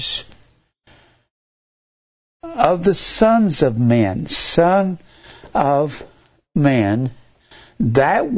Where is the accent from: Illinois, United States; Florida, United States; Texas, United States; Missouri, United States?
Texas, United States; Fort Worth; I was raised in Fort Worth around a whole bunch of those.